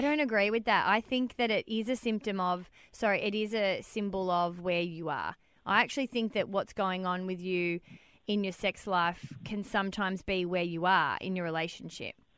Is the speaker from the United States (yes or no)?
no; Melbourne, Victoria, Australia; moved away; I'm originally from Melbourne